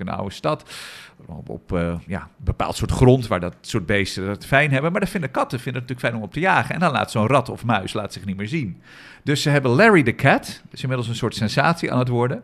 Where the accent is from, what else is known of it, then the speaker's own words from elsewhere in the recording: Amsterdam, North Holland, Netherlands; voor ons als Amsterdammers